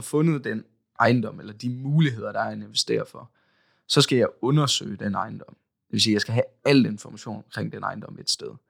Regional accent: Aalborg, North Denmark Region, Denmark; jeg kommer også her fra Aalborg

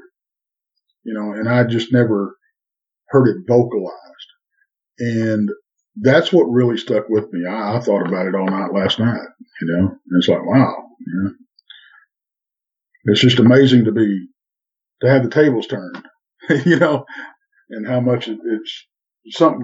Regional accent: Texas, United States; Well, I'm in Texas, of course. Born and bred in Texas.

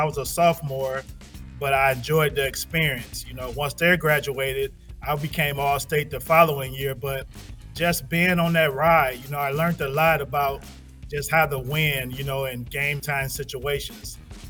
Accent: Benton Harbor, Michigan, United States; born or raised there

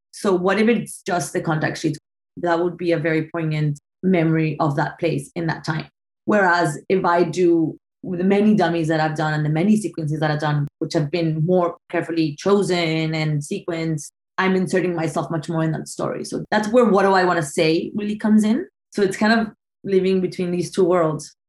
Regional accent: Bogota, Bogotá Capital District, Colombia; now in Brooklyn, United States; I'm from Colombia. I was born and raised in Bogota

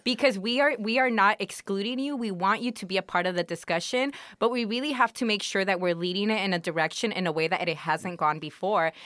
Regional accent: Los Angeles, California, United States; I'm from Wilmington, but when people are like, "Where are you from?" I'm from L

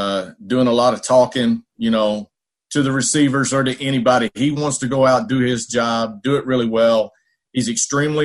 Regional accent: Dallas, Texas, United States; now in Tulsa, United States; I was born right there in Dallas.

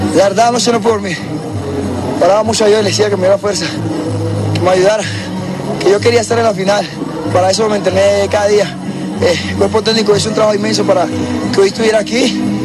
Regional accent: Necoclí, Antioquia, Colombia; moved away; a mi pueblo querido, que me escuchen allá en Ecoclí, que soy un pueblito que somos luchadores

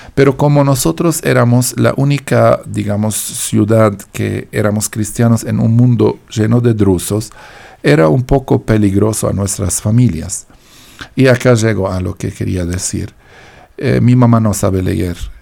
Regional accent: Deir el Qamar, Mount Lebanon, Lebanon; now in Colombia; Yo vengo de un pueblo, se llama Deir el Kamar

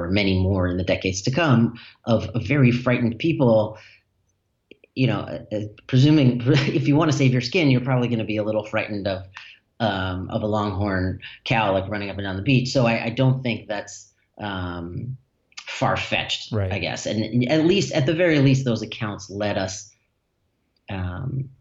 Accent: Newton, Massachusetts, United States; where I grew up in Newton, Massachusetts.

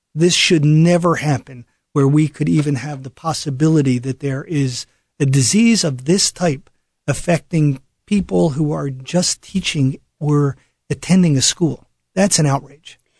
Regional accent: Philadelphia, Pennsylvania, United States; when I was growing up in Philadelphia

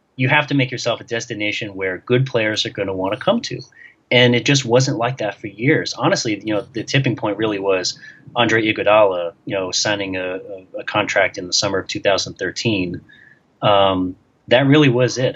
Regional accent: New York, United States; moved away; I grew up in New York

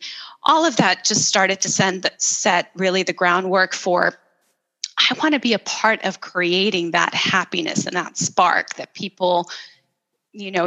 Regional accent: El Salvador; moved away; I'm originally from El Salvador, and I grew up in this tiny little country

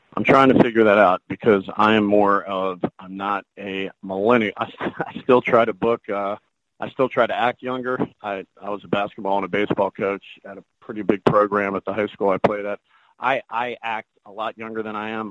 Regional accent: the South, United States; I'm from the South

